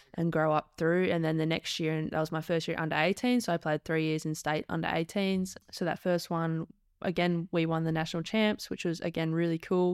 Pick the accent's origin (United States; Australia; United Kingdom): Australia; Perth, Western Australia; moved away as an adult; also born or lived in Adelaide; Born, bred, raised, proud West Australian, was born at Murdoch Hospital